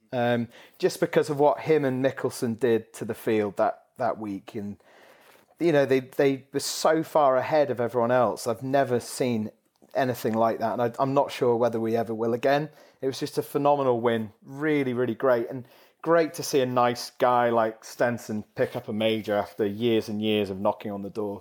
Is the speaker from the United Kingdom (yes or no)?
yes; the Northwest, North West England, United Kingdom; I grew up in the Northwest